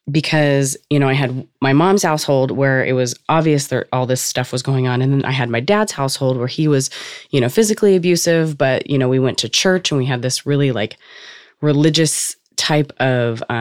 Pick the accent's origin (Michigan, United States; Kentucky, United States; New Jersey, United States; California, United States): California, United States; Cypress; California, and we grew up in a trailer park